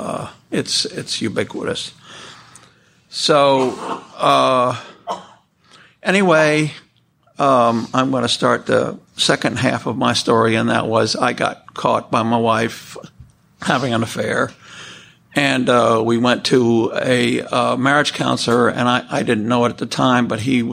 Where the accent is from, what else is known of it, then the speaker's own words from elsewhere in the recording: New York City, New York, United States; I was born in New York City. I was actually born in the Weill Columbia Hospital on the East River. I was raised in New York City.